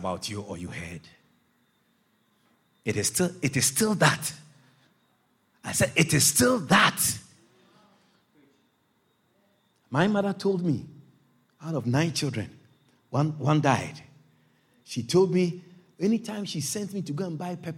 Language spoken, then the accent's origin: English; Agogo, Ashanti, Ghana; moved away as an adult; also born or lived in Kumasi, Ghana; I come from Agogo in that Asante Achim. I was raised there, and I was raised in Kumasi also